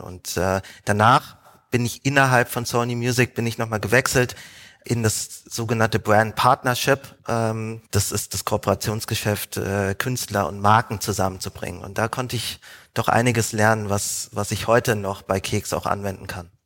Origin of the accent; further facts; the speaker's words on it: Frankfurt, Hesse, Germany; moved away as an adult; also born or lived in Hamburg; ich komme ursprünglich aus Frankfurt